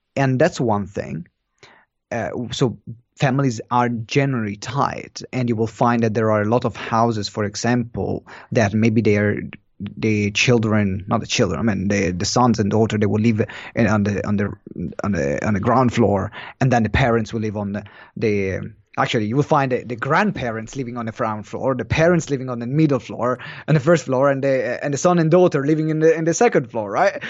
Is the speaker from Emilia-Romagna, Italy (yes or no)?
yes; Maranello, Emilia-Romagna, Italy; moved away; I'm from Italy, and, uh, the city is in Maranello, which is more of a town